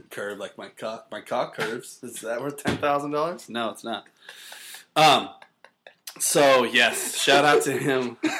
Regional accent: North Carolina, United States; moved away; I was from North Carolina, so MJ was a huge deal to everyone there.

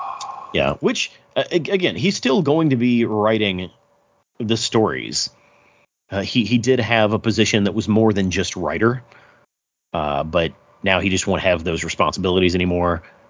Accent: the South, United States; We're from the South, so it's like Lahighton, Pennsylvania.

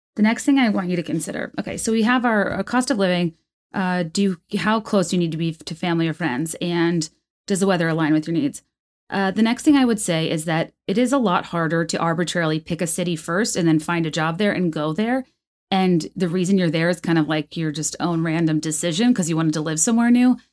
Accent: Virginia, United States; born or raised there; moved away as an adult; also born or lived in New York / San Francisco / Chicago

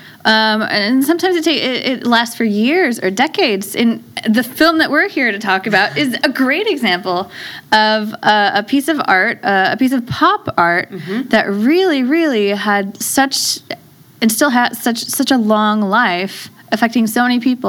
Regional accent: the Bay Area, California, United States; I'm from the Bay Area

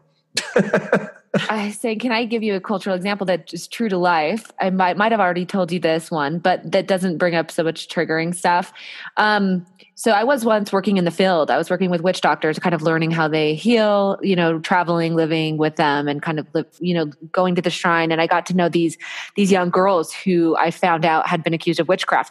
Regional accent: United States; as a American

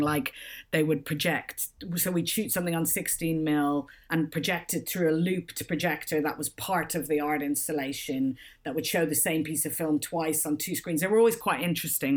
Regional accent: Ireland; moved away as an adult; also born or lived in Australia / Edinburgh / London; I grew up in Ireland and left quite young to go traveling

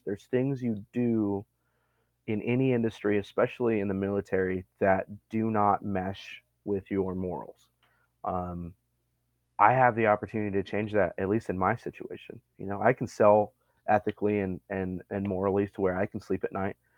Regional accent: Montana, United States; moved away as an adult; also born or lived in Libby, Montana / Arizona / upstate New York; now in Texas, United States; Born and raised in Montana

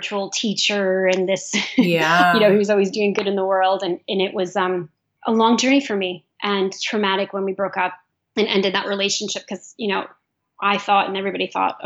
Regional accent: New York, United States; I'm from New York, and there was some violence in the community

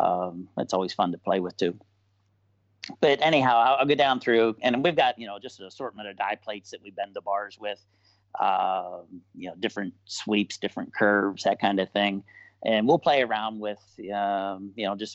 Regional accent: Bellwood, United States; I'm a kid from Bellwood. You know, it's if you got to zoom in really close to in Google Earth to find Bellwood. You know, we're a population of like 1,800 people

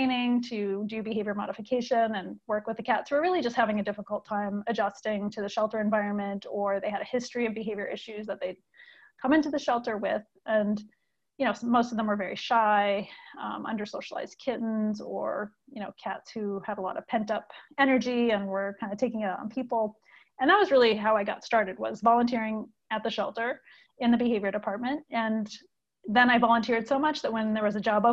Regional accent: Maine, United States; moved away as an adult; now in California, United States; I'm from the East Coast, so I grew up in Maine

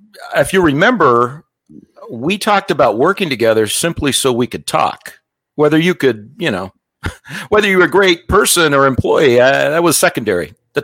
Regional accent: Las Vegas, Nevada, United States; I was born and raised in Vegas and got time to go on a mission, you know, active family, active in the church.

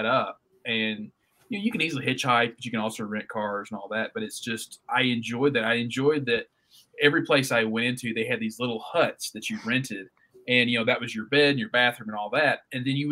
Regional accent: United States; as an American

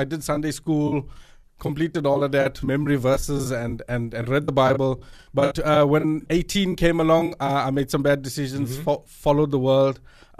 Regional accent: South Africa; Yeah, so I am of Indian descent, but 100% South African.

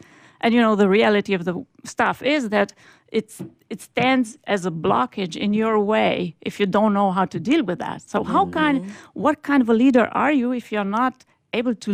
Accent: Romania; moved away; also born or lived in Germany; I am originally from Romania

